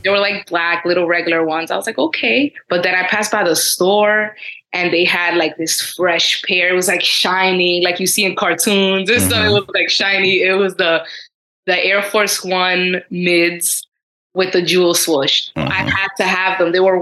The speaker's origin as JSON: {"language": "English", "town": "New York City", "region": "New York", "country": "United States", "tie": "born or raised there", "said": "I grew up here in Queens"}